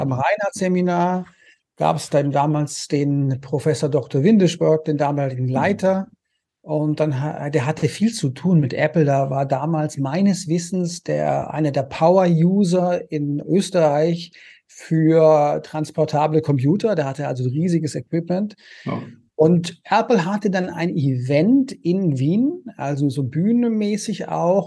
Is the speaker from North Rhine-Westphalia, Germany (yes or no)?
no; Konstanz, Baden-Württemberg, Germany; moved away as an adult; also born or lived in Paris / Vienna / United States; ich komme ursprünglich aus Konstanz am Bodensee und hatte da eine wunderschöne Kindheit